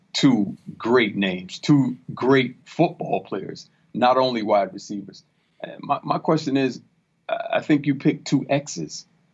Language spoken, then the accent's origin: English; Florida, United States; me being in Florida, growing up in Florida